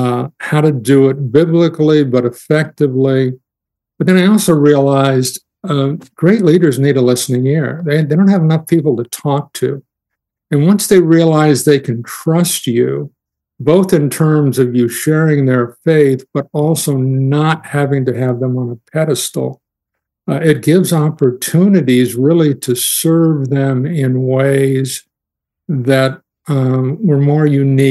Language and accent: English; Los Angeles, California, United States; the church I grew up in Los Angeles